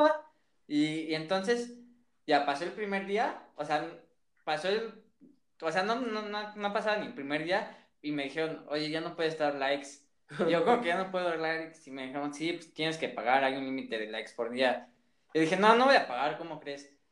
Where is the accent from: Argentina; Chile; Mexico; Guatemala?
Mexico; soy un mexicano, pero quiero aprender mejor italiano